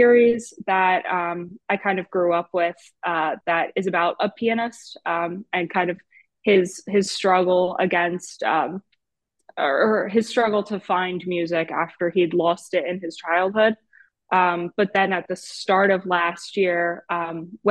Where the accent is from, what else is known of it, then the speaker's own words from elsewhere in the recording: New Jersey, United States; moved away as an adult; now in Philadelphia, United States; I am from South Jersey, so it's right over the bridge from Philadelphia